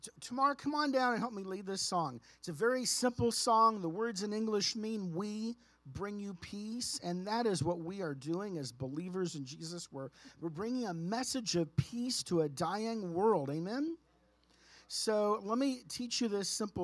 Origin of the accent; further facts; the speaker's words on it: San Antonio, Texas, United States; now in Phoenix, United States; I've live in Phoenix, I am originally way back a very long time ago from born and raised in San Antonio, Texas